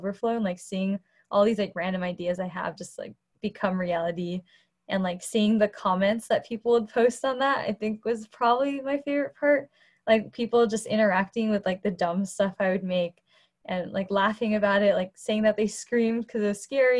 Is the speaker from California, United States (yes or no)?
yes; Cupertino, California, United States; also born or lived in Boston; I'm in my home in Cupertino. It's where I grew up.